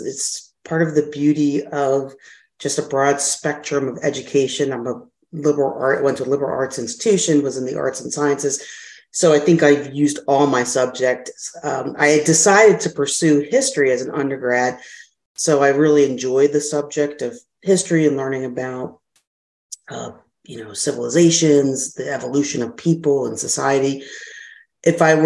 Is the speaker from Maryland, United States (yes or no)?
no; Philadelphia, Pennsylvania, United States; I'm from Philadelphia, lived in Westmount area, grew up there